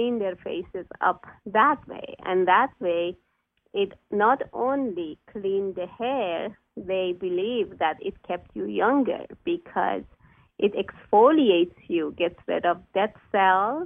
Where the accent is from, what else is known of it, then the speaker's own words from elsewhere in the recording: Iran; moved away as an adult; now in United States; I'm Persian, so I come from Iran